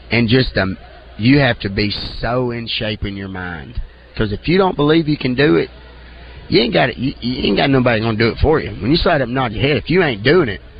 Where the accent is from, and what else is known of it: Hamburg, Arkansas, United States